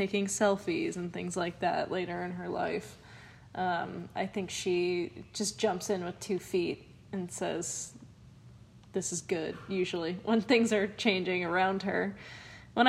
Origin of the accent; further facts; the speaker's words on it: Concord, Massachusetts, United States; moved away; also born or lived in England; when I lived in England, I'd always be like, I'm from Concord, Massachusetts